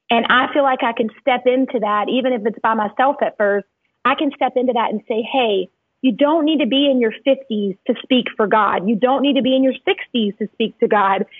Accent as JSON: {"language": "English", "area": "Cajun", "region": "Louisiana", "country": "United States", "also_born_or_lived": "Baton Rouge, Louisiana", "moved": "as an adult", "lives_now": "Dallas, United States", "said": "I'm Cajun"}